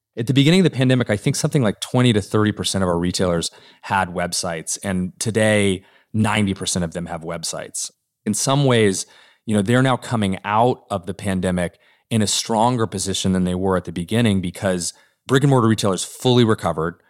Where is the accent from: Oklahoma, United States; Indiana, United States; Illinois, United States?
Oklahoma, United States; Norman; moved away; my hometown of Norman, Oklahoma, that when I was growing up